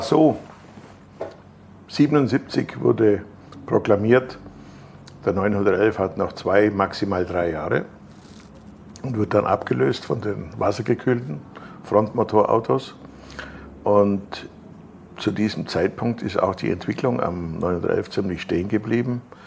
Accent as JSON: {"language": "German", "country": "Germany", "said": "bei uns in Deutschland"}